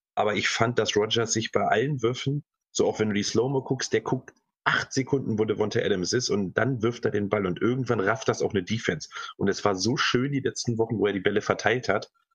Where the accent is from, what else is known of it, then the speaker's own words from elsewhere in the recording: Hanover, Lower Saxony, Germany; ich bin ja aus Hannover